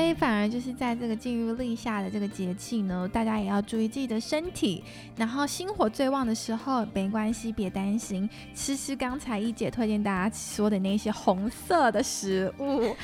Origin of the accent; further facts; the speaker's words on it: Singapore; moved away; 我在新加坡长大